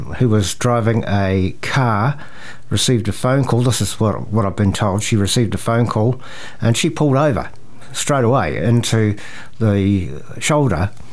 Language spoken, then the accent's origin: English; Te Awamutu, Waikato, New Zealand; I'm from Te Awamutu